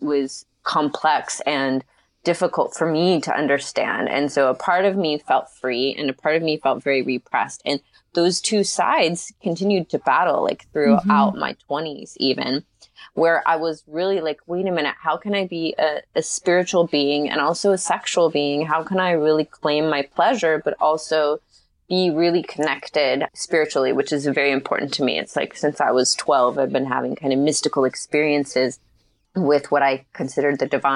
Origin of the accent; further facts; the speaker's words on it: Marietta, Georgia, United States; I grew up in Marietta, Georgia, which is not too far from Atlanta.